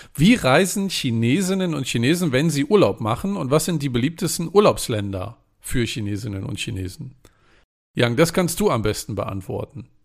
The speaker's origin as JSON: {"language": "German", "country": "Germany", "said": "als Deutscher"}